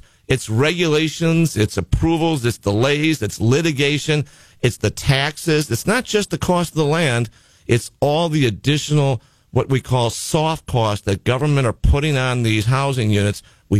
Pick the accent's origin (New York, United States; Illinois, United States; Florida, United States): Illinois, United States; Chicago; now in California, United States; I'm from Chicago originally